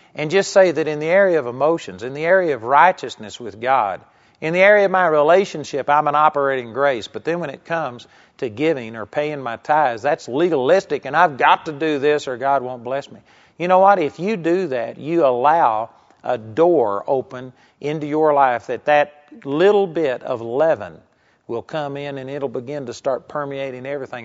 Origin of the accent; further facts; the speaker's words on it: Texas, United States; I grew up in Texas